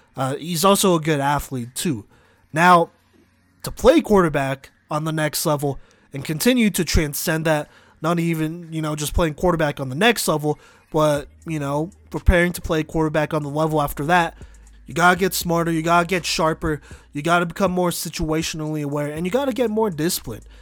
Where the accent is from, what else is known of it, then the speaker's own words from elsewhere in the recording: Dallas, Texas, United States; moved away; I grew up in Dallas